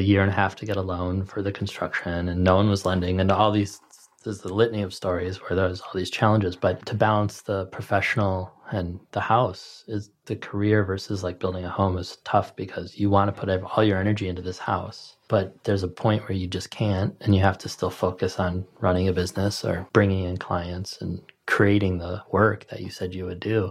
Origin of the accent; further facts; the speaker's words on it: Midwest, United States; moved away as an adult; also born or lived in Chicago; now in Los Angeles, United States; growing up in the Midwest